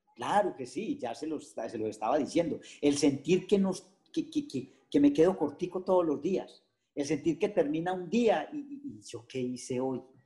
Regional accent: Risaralda, Colombia; moved away as an adult; yo era del campo, pero yo era un atleta consumado. Yo era el corredor de mi pueblo

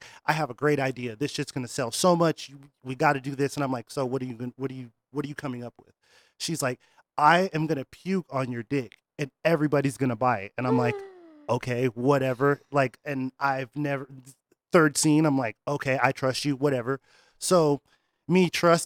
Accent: Rhode Island, United States; moved away; also born or lived in Northtown; Originally, I'm from Rhode Island

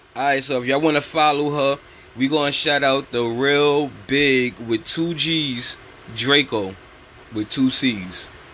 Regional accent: New York, United States; I'm from New York

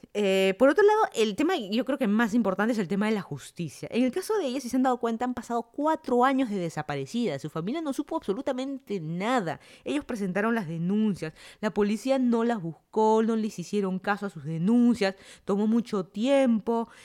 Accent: Lima, Peru; moved away as an adult; also born or lived in Miami, United States; now in Fairfax County, Virginia, United States; yo soy de Lima, Perú, me mudé a Estados Unidos ya casi van a ser cuatro años ya

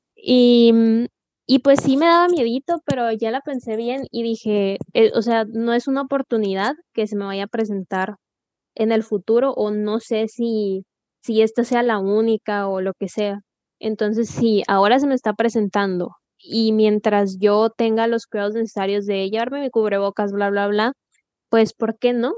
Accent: Mexico; como mexicanos todos, todos pensamos

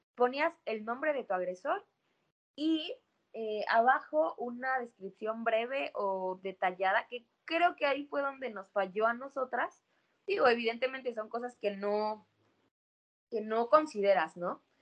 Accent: Oaxaca, Mexico; soy de Oaxaca

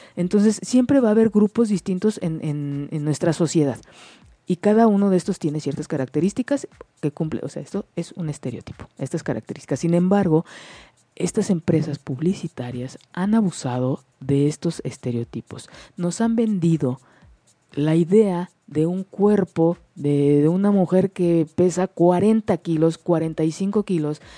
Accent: Mexico; como mexicanos

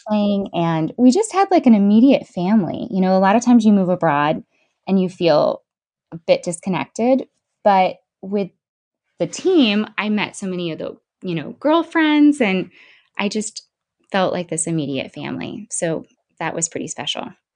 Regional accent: Bradenton, Florida, United States; also born or lived in Palmetto, Florida / St. Augustine, Florida / Mississippi; I am from Bradenton, Florida, and I live about 15 minutes from there in Palmetto, Florida currently

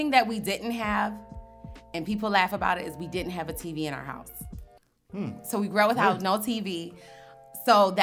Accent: Henrietta, United States; I grew up in Henrietta, suburban area.

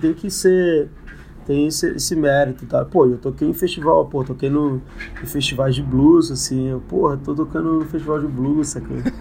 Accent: Ceilândia, Federal District, Brazil; also born or lived in Taguatinga; eu cresci na Ceilândia, né? Mas uhum. eu estudei a vida inteira no SESI em Taguatinga

